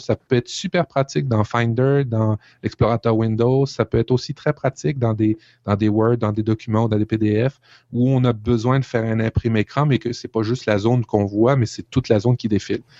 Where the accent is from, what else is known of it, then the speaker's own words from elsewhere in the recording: Canada; chez nous au Canada